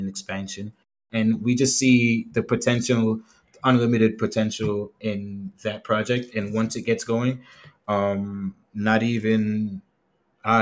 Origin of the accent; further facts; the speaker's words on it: United States; now in Jamaica; I grew up in the States